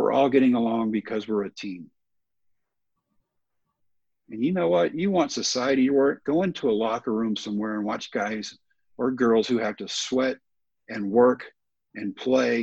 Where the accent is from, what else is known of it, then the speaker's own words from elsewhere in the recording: Texas, United States; I'm in Texas. I'm in my home state at my favorite ballpark